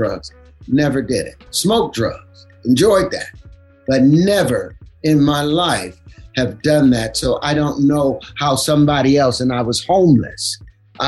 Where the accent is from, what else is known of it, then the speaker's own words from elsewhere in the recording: Los Angeles, California, United States; I grew up up on Grape Street